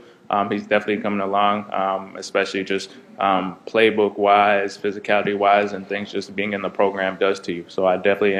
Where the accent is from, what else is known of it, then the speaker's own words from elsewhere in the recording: Canada; now in United States; Being Canadian